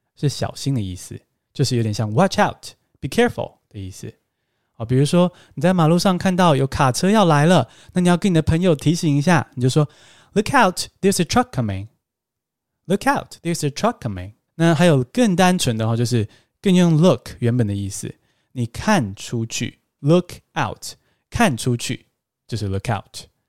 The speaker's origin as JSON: {"language": "Chinese", "country": "Taiwan", "said": "我们台湾人"}